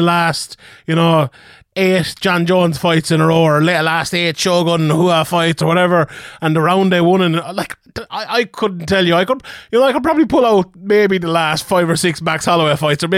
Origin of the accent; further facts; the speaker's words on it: Ireland; I'm Irish